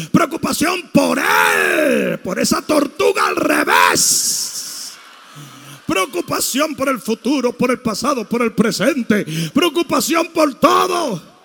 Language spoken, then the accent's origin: Spanish; Santo Domingo, Dominican Republic; moved away; Santo Domingo se me enseñó que si un tipo se te acercaba a una careta le partiera la cara